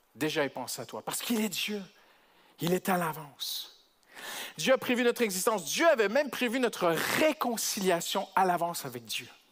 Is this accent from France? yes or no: no; Canada; je suis canadien